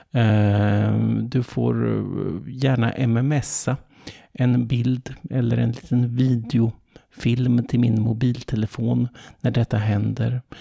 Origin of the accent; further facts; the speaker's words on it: Finland; Och jag känner hur ilskan bubblar i min finlandssvenska kropp medan mina kreativitetsbegär dundrar ut i lemmarna.